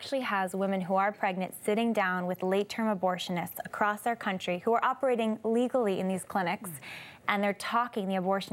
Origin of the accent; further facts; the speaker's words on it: California, United States; growing up in California